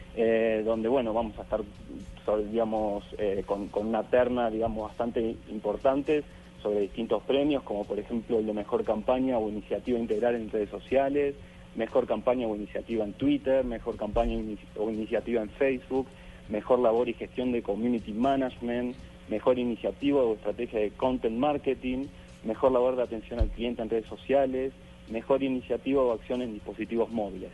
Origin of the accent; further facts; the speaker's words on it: Argentina; yo soy de Argentina